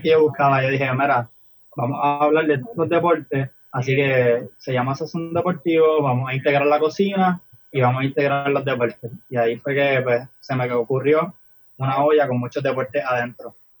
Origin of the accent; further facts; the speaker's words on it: Barceloneta, Puerto Rico; tengo 22 años y soy de Barceloneta